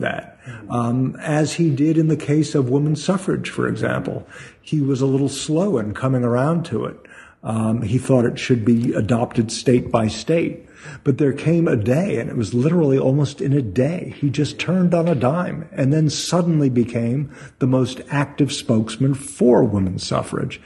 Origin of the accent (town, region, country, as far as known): Brentwood, United States; born or raised there